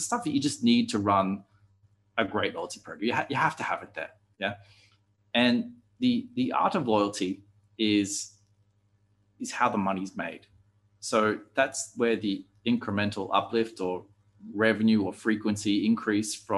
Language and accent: English; Australia; being Australian